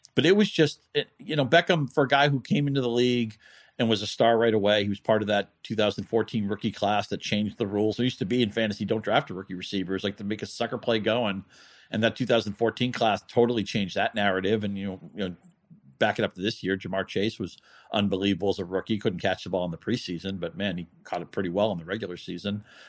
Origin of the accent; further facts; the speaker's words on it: New England, United States; moved away as an adult; now in Michigan, United States; I grew up in New England, but I've lived in Michigan for over twenty years now.